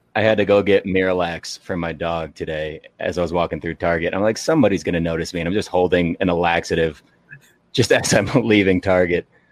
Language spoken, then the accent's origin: English; Arkansas, United States; I'm from Arkansas, but my dad and stepdad are both from Illinois. So I grew up watching Chicago teams.